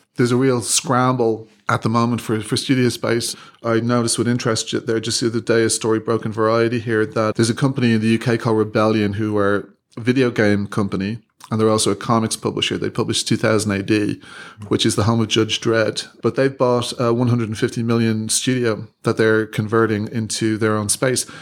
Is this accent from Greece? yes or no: no; Ireland; moved away as an adult; when I was growing up in Ireland